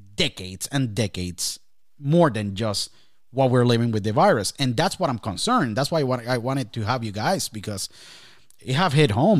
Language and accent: English; Puerto Rico; my home country, Puerto Rico